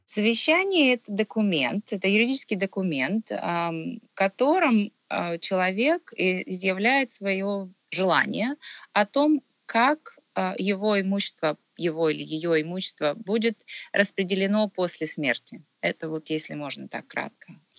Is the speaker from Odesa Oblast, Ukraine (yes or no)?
no; Kharkiv, Kharkiv Oblast, Ukraine; moved away as an adult; now in Ontario, Canada; Родом я сама изначально с Украины, а, я из Харькова, я закончила в Харькове Харьковский государственный университет.